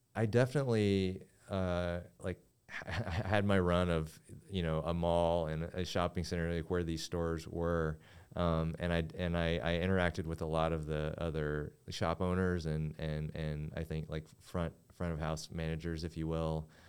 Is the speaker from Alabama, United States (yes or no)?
no; Kingsport, Tennessee, United States; opened up a jewelry store, um, near my hometown in East Tennessee